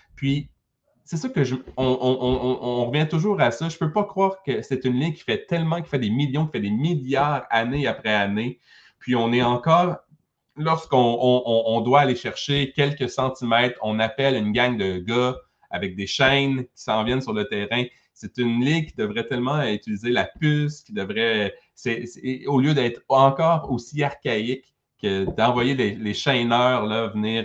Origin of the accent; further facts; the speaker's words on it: Quebec, Canada; ici au Québec